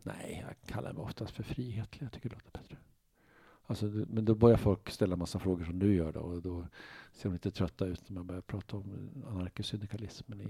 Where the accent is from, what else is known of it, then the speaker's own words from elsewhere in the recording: Uppsala, Uppsala County, Sweden; moved away as an adult; now in Stockholm, Sweden; jag är från Norby, Uppsala, sådana villaområden, bättre bemedlade